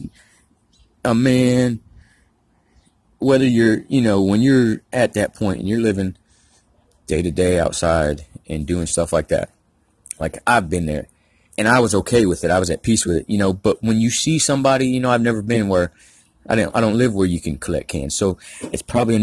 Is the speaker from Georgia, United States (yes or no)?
yes; Georgia, United States; I'm from Georgia